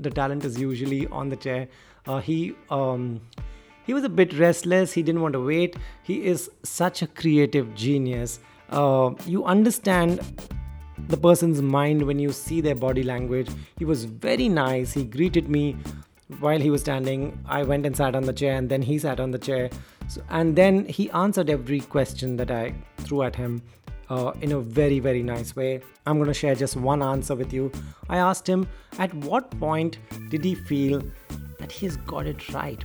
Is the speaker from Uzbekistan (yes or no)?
no; India; I was from India